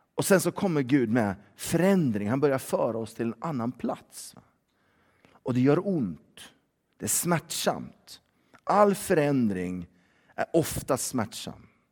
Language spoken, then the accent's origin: Swedish; Sweden; vi är svenskar och våra barn är ju svensktalande